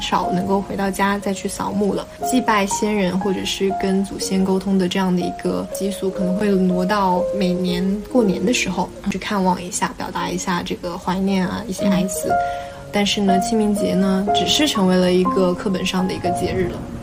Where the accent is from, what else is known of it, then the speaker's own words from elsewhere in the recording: central China, China; now in Guangdong, China; 我虽然也是半个广东人，但我老家不在这边嘛。我老家是在中国中部的一个省市。然后我们那边的清明节感觉就没有那么的浓重